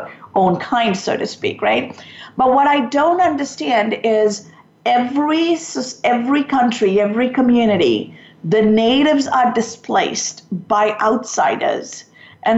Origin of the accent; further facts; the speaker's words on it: Sri Lanka; moved away; I'm from Sri Lanka